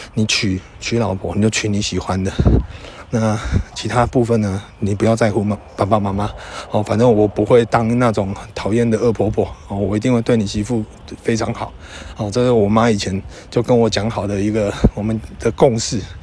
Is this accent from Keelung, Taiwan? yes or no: no; Yujing, Tainan, Taiwan; moved away as an adult; also born or lived in Taipei; 我住在预警，我是一个预警人，我是一个乡下人